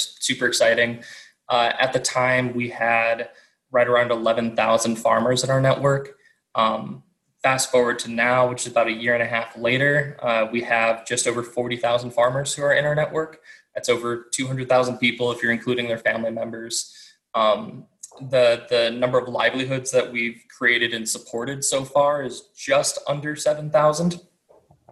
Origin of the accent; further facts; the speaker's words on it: Illinois, United States; now in Wisconsin, United States; I was originally from Illinois